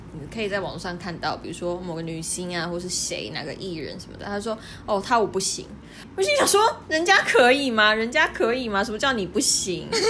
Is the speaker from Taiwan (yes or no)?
yes; near Kenting, Pingtung County, Taiwan; first language Taiwanese Hokkien; Chinese is a second language; 我来自李垦丁很近的地方嘛， 然后我小时候就是非常常去垦丁